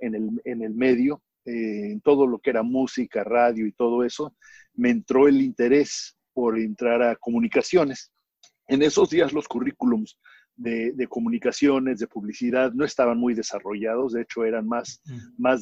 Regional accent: Mexico; moved away as an adult; now in Houston, United States; yo me crié en México este, y vine en el 78 a, a ir a la Universidad de Houston

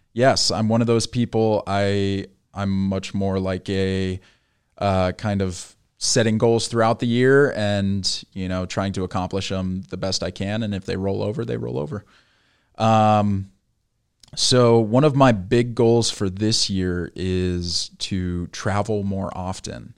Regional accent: Bay Area, California, United States; I grew up in, I grew up in the Bay Area

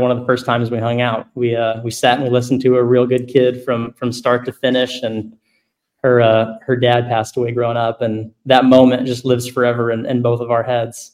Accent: Arkansas, United States; I grew up here in Arkansas

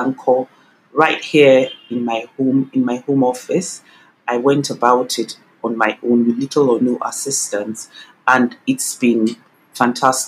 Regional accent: Nigeria; Nigeria, my home country

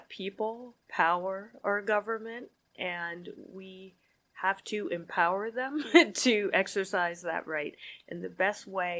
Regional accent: New Jersey, United States; now in Connecticut, United States; I'm from New Jersey

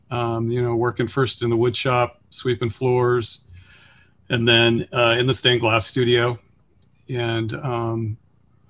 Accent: Chesterland, Ohio, United States; also born or lived in Cincinnati, Ohio; I grew up in Chesterland, Ohio

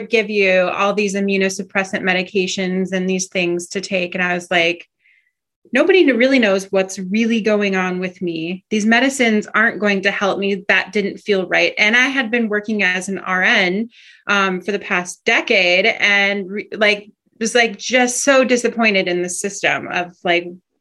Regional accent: Minnesota, United States; moved away as an adult; now in Alaska, United States; growing up in Minnesota

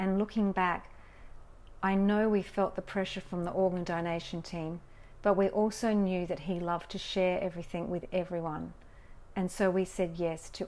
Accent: Australia; Growing up in Australia

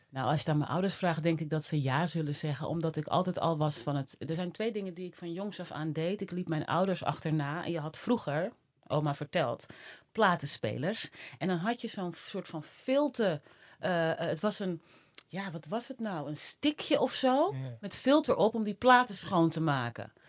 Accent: Netherlands; also born or lived in Suriname; ik was anderhalf. En eh, nou ja, sindsdien eh, wonen wij hier

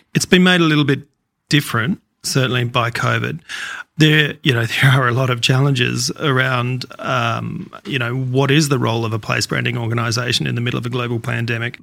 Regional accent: Adelaide, South Australia, Australia; moved away as an adult; now in Tasmania, Australia; I grew up in Adelaide

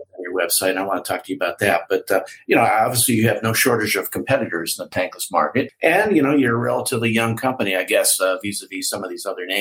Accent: Illinois, United States; I'm from Illinois

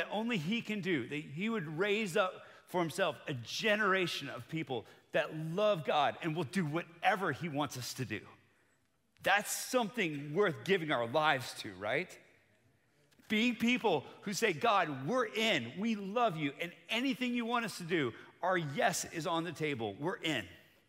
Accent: Bogota, Colombia; now in United States; So I grew up on the mission field. I'm from Bogota, Colombia. That's where my parents served for 30 years.

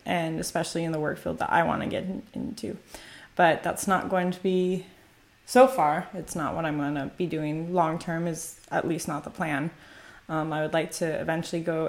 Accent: United States; moved away as an adult; also born or lived in Korea; now in Italy; my culture as an American citizen

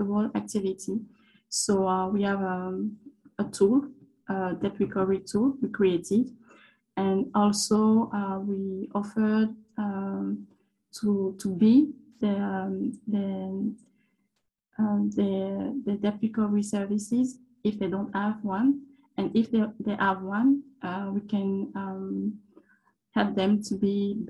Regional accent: Côte d’Ivoire; moved away as an adult; also born or lived in France; I grew up in Ivory Coast and I made my studies in France.

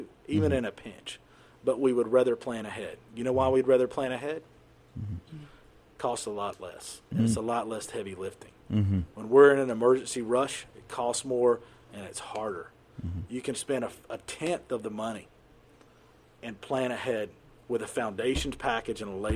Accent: United States; I grew up in the United States.

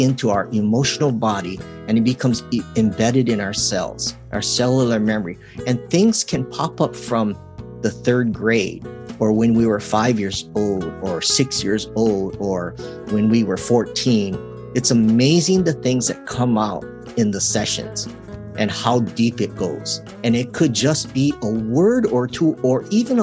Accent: Hawaii, United States; growing up in Hawaii

